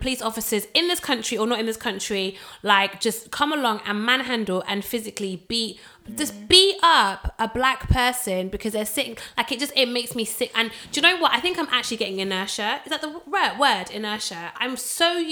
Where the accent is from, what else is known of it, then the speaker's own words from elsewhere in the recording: Manchester, North West England, United Kingdom; I grew up in Manchester